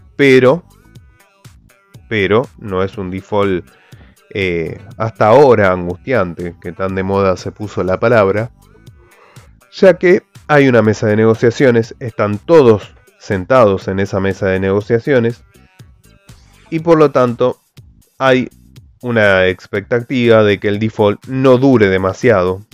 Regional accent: Argentina; los argentinos hoy estamos huyendo del riesgo argentino

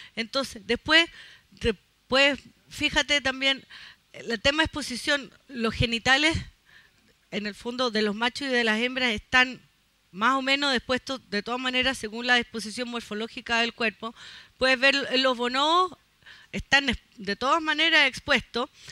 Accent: Chile; como somos chilenos

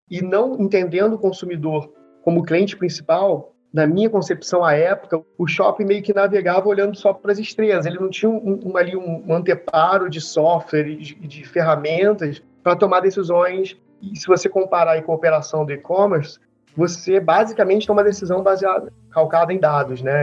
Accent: Rio de Janeiro, Brazil; eu sou do Rio, sou natural aqui do Rio de Janeiro

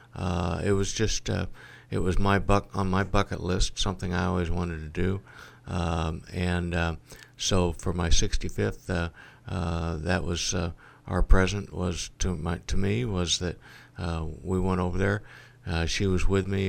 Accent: Galesburg, Illinois, United States; also born or lived in Monmouth, Illinois / Texas; born and raised in Galesburg

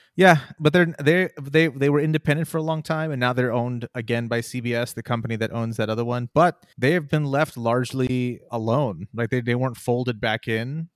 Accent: Texas, United States; I'm from Texas

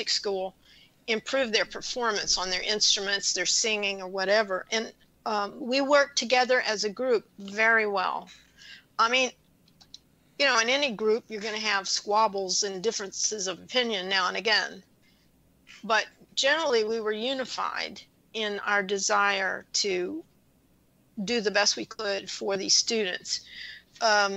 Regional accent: Louisiana, United States; moved away; I grew up in Louisiana

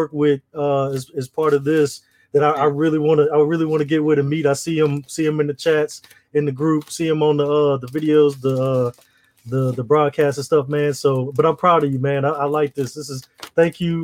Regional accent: Southern Mississippi, United States; moved away as an adult; also born or lived in DMV (Washington, D.C. area); now in Washington, D.C. area, United States; I'm originally from Mississippi

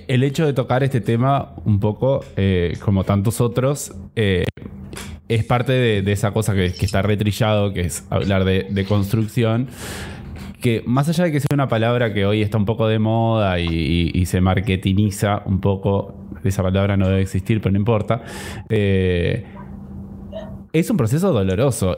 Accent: Interior of Uruguay, Uruguay; las únicas personas del interior que pueden hablar del interior somos José y yo

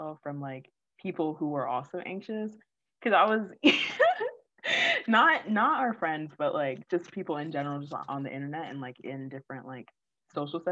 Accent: Orlando, Florida, United States; I'm from Orlando

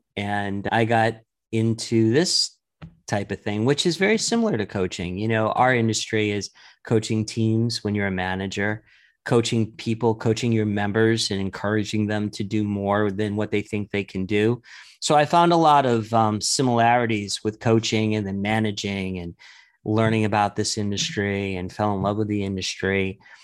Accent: New York, United States; I started growing up in New York

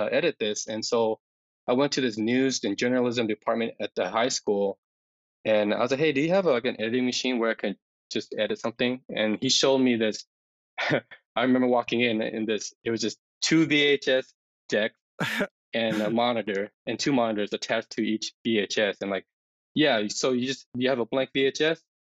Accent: Denver, Colorado, United States; I was born and raised in Denver.

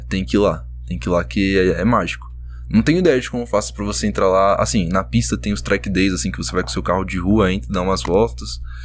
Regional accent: Suzano, São Paulo, Brazil; Depois chegou uma época que eu morava em Suzano, né? Eu sou de Suzano

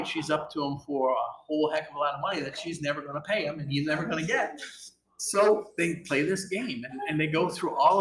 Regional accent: Westmoreland, New York, United States; now in Alpharetta, United States; Upstate New York, outside of Syracuse

